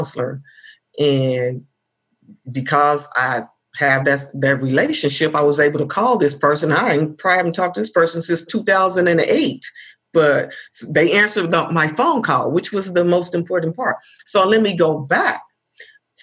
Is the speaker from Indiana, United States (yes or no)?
yes; Indianapolis, Indiana, United States; I grew up in Indianapolis